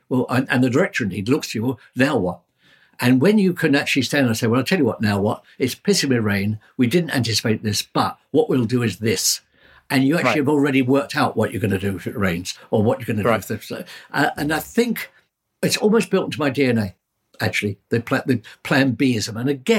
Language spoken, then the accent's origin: English; London, United Kingdom; born there; I mean, as I say, I was born in the Blitz.